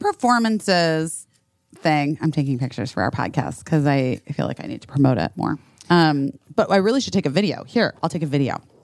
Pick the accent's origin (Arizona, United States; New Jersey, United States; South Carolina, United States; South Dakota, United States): Arizona, United States; Scottsdale; a kid growing up in Scottsdale, Arizona